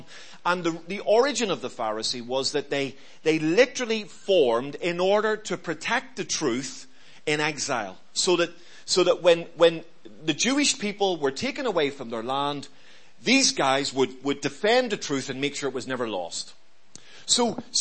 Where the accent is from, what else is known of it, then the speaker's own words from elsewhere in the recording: Belfast, Northern Ireland, United Kingdom; I grew up in Belfast